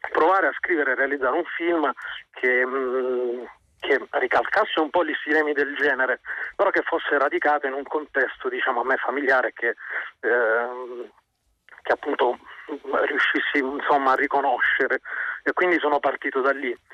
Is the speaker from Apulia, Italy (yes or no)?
yes; Apulia, Italy; moved away as an adult; now in Rome, Italy; io eh, fondamentalmente sono pugliese, mi sono trasferito a Roma eh, nel 2006. Ehm, quindi mm, diciamo che ho abbandonato la terra in cui sono nato e cresciuto